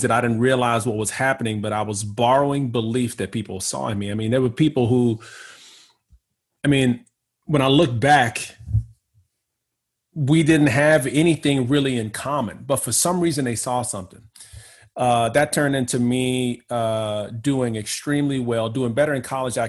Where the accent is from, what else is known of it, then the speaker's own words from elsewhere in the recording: Houston, Texas, United States; my hometown, which is Houston, Texas. Grew up there.